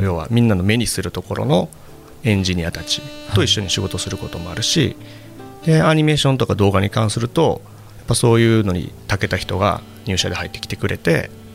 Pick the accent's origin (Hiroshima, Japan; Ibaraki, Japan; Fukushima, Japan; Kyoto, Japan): Kyoto, Japan; moved away as an adult; also born or lived in Tokyo / Osaka; 地元の京都なんですけど